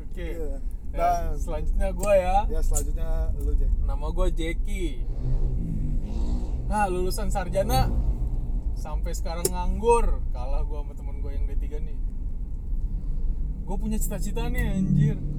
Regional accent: Java, Indonesia; Gue juga nggak ngerti sih kan gue orang Jawa cuy

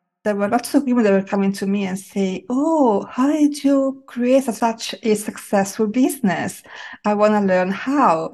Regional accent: Italy; I grew up with in Italy

